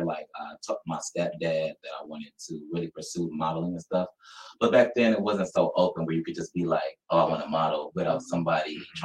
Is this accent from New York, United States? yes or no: no; Toledo, Ohio, United States; I'm born and raised in Toledo, Ohio.